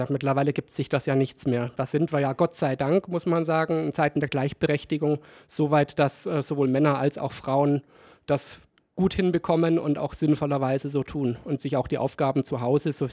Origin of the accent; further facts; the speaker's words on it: Kaufbeuren, Bavaria, Germany; also born or lived in Ingolstadt; Ich selber bin ja gebürtig aus Ingolstadt und mit neun Jahren, knapp neun Jahren nach Kaufbeuren gekommen. Deswegen ist es bei mir mit dem Dialekt, sagen wir mal, so eine undefinierbare Mischung